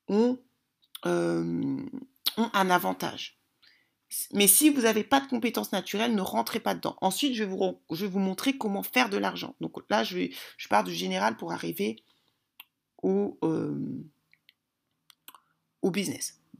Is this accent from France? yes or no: no; DR Congo; moi je suis congolaise, on sait très bien que les Congolais, il y a la sapologie